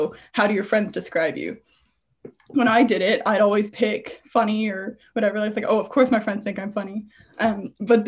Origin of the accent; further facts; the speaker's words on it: Canada; also born or lived in Ontario, near Toronto (lives); I'm from Canada. If you want to go smaller, I live in Ontario and near Toronto.